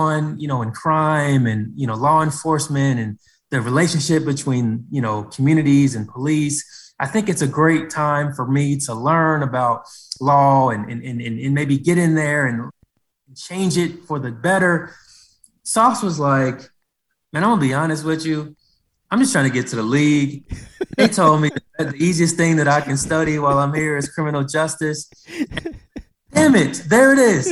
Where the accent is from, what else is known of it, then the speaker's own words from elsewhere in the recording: Cincinnati, Ohio, United States; I'm from Cincinnati, born and raised